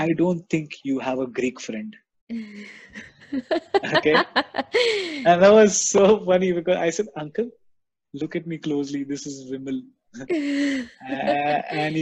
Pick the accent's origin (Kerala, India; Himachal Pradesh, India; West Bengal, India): Kerala, India; moved away; also born or lived in Dubai; I'm from Kerala